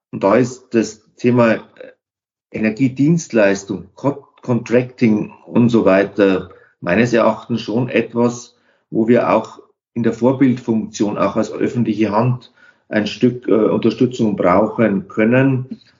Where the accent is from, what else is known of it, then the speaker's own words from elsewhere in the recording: Bavaria, Germany; In meiner Heimatregion gibt es die Stadtwerke Wunsiedel und dort einen Pionier, den dortigen Geschäftsführer, der den Wunsiedler Weg erfunden hat, den wir hier in der Region alle mitgehen wollen.